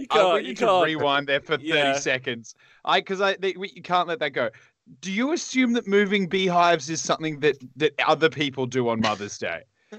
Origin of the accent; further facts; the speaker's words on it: Australia; down there, we kind of are the butt of the world. Like, I mean, if you think about the world as a person, we're on the lower back area.